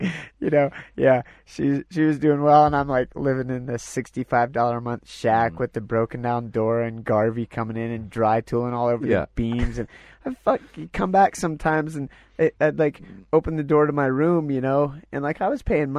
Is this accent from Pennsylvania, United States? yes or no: yes; Pennsylvania, United States; now in Colorado, United States; I grew up in Pennsylvania.